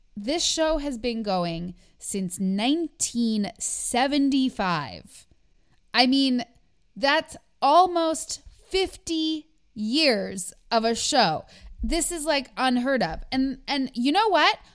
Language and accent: English; Canada; I'm too Canadian